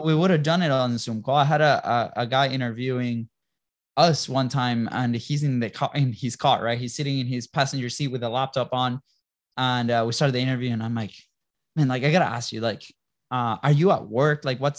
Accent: Jacksonville, Florida, United States; I'm also from Jacksonville, Florida.

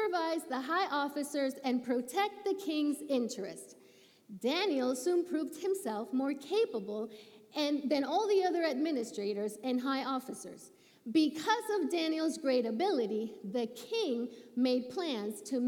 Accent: Puerto Rico; moved away; when I was a little kid growing up in Puerto Rico, I went to church 4 times a week

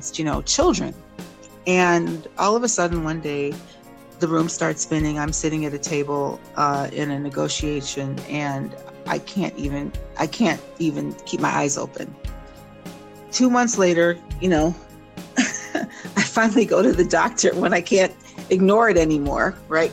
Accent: Jamaica; I am Jamaican

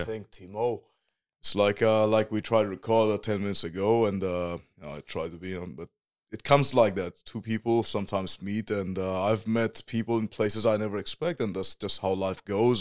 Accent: Whanganui, Manawatū-Whanganui, New Zealand; also born or lived in Northland; now in Germany; that's my hometown. It's called Wanganui

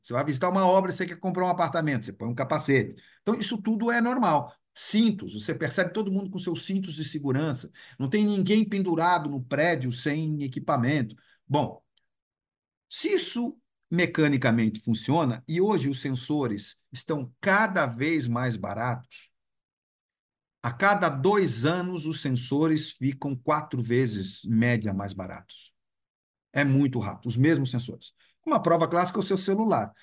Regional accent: Brazil; Eu sou brasileiro

